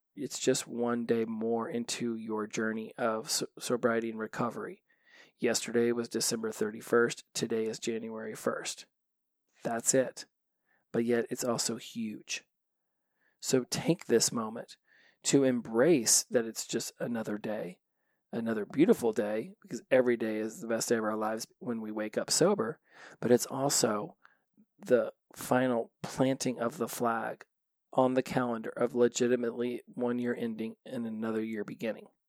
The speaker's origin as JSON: {"language": "English", "town": "Los Angeles", "region": "California", "country": "United States", "said": "I come from Los Angeles"}